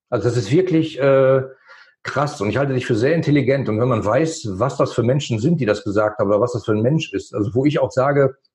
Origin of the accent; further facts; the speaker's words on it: Germany; weil das mein Heimatland ist und ich fühle mich da wohl.